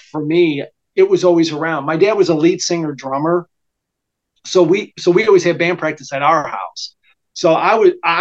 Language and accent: English; Chicago, Illinois, United States; moved away as an adult; also born or lived in Meridian, Mississippi; I was born and raised in Chicago.